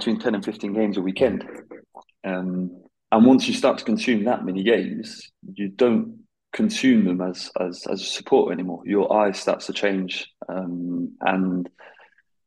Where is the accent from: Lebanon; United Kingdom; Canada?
United Kingdom; now in Belgium; being British